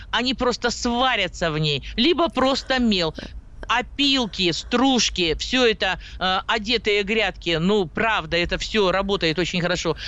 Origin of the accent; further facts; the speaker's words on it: Siberia, Russia; Я сибирячка